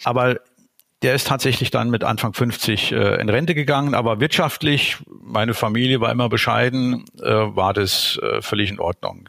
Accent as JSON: {"language": "German", "region": "Saarland", "country": "Germany", "tie": "born or raised there", "also_born_or_lived": "Berlin", "moved": "as an adult", "said": "Ich bin gebürtiger Saarländer, äh, geboren und aufgewachsen äh, in einem kleinen Dorf im Saarland"}